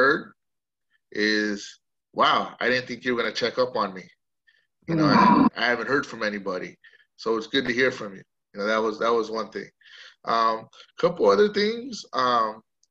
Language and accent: English; Coachella Valley, California, United States; also born or lived in Santa Cruz, California; I come from the Coachella Valley originally. I was born and raised here